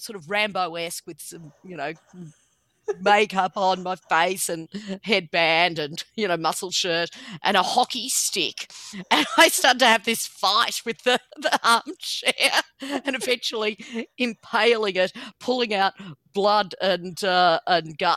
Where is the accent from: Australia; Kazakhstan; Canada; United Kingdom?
Australia; Ballarat, Victoria; my hometown of Ballarat